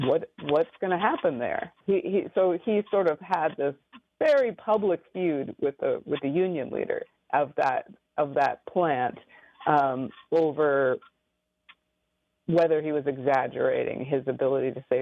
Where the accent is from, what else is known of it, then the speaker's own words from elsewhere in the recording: Michigan, United States; I'm from the Rust Belt. I grew up in Michigan